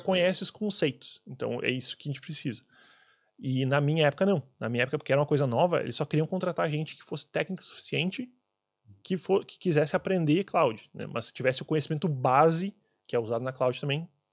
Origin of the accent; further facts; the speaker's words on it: Brazil; moved away; eu sendo brasileiro